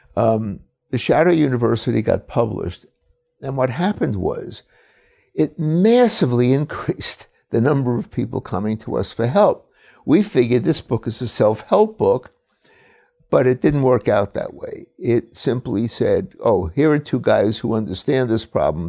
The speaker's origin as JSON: {"language": "English", "town": "New York City", "region": "New York", "country": "United States", "tie": "born or raised there", "said": "I was born and raised in Brooklyn"}